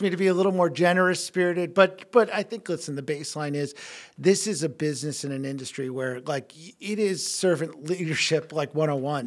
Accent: New York, United States; moved away as an adult; now in Milwaukee, United States; growing up in New York

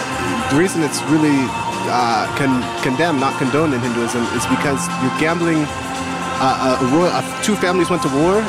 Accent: New Haven, Connecticut, United States; now in Las Vegas, United States; I'm not a local. I was born in New Haven, Connecticut

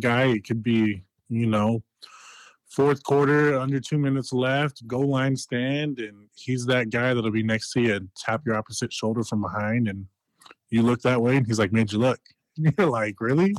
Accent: Denver, Colorado, United States; in my hometown team

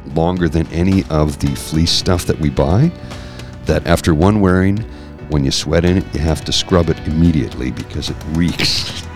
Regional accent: Canada; I'm Canadian

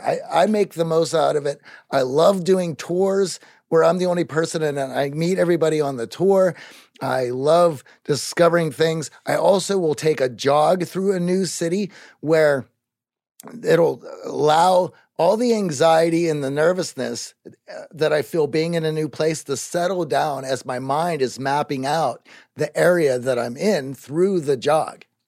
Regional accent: Greensburg, Pennsylvania, United States; moved away; I grew up in Greensburg, Pennsylvania

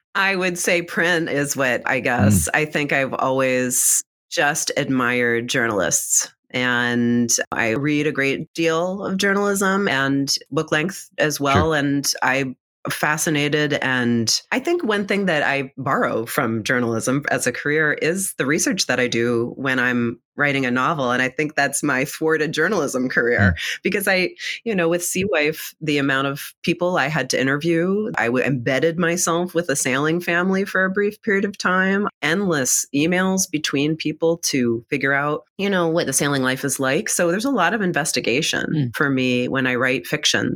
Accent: Reading, Pennsylvania, United States; I'm from Reading Pennsylvania

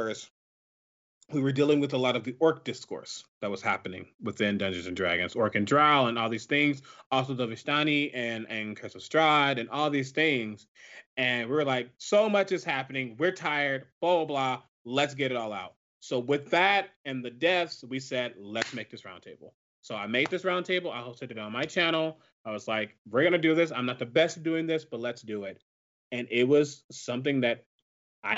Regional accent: Ferguson, Missouri, United States; moved away; I was there in my hometown

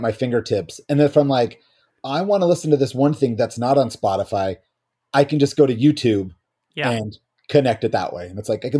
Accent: California, United States; now in Watertown, United States; I'm from California.

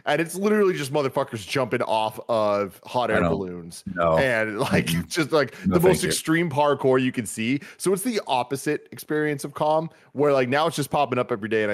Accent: San Francisco, California, United States; Growing up in San Francisco, we had a lot of different type of Chinese cultures

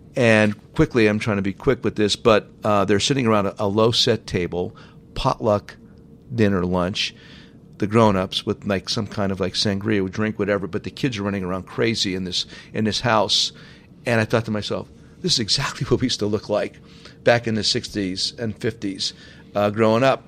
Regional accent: Hazleton, Pennsylvania, United States; moved away; in my hometown, it's very important to me that my hometown prospers and thrives. It was the best place ever to grow up.

